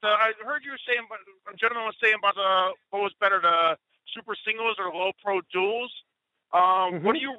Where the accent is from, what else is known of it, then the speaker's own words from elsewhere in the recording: Connecticut, United States; also born or lived in Poconos, Pennsylvania; No, I'm from Connecticut.